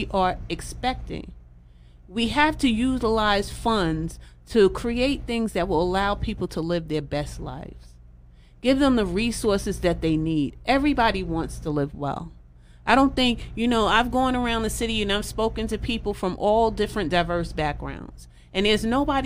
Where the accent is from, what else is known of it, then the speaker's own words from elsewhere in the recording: New York City, New York, United States; I grew up in East New York in pink houses